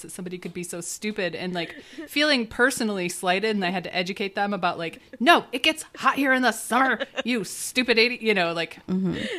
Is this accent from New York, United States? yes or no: no; Grand Rapids, Michigan, United States; I grew up in Grand Rapids.